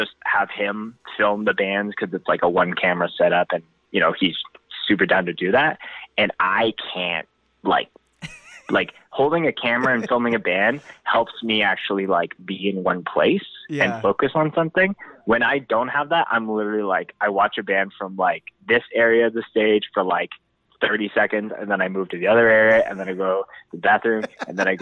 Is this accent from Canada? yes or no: yes; Winnipeg, Manitoba, Canada; now in Calgary, Canada; I grew up in Winnipeg